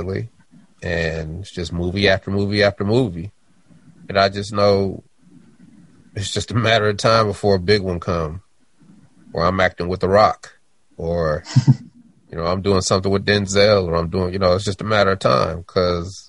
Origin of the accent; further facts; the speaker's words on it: Denver, Colorado, United States; I'm from Denver.